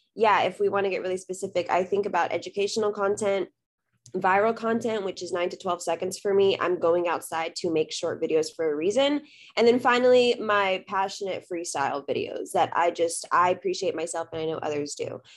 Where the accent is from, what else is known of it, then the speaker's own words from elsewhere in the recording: South Texas, United States; also born or lived in Austin, Texas; I was born and raised in Texas, currently live in Austin